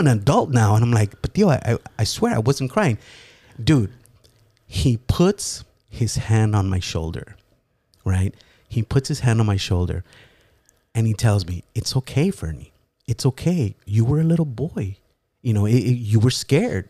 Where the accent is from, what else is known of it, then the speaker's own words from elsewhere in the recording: Los Angeles, California, United States; I was born in L